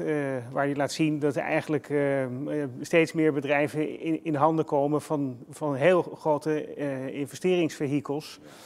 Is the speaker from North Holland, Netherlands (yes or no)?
yes; Haarlem, North Holland, Netherlands; Ik kom uit Haarlem.